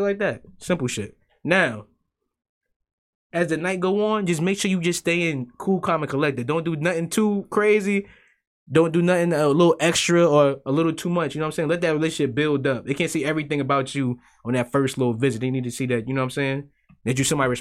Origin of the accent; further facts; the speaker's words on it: United States; I'm American